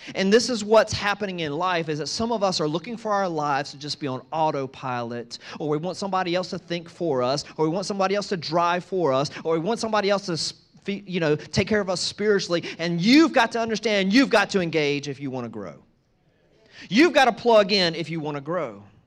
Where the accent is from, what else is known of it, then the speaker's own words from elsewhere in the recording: East Coast, United States; moved away; I grew up on the East Coast